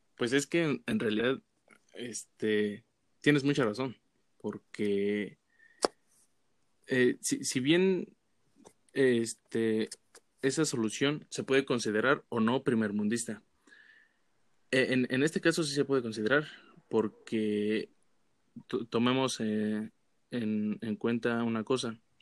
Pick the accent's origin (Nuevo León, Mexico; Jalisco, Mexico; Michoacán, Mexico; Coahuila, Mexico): Michoacán, Mexico; Pátzcuaro; yo de, de Pátzcuaro, eh, a las afueras, de hecho